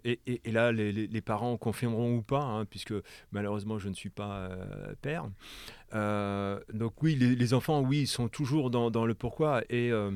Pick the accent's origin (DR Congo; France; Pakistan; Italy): France; moved away as an adult; now in Quebec, Canada; en tant que Français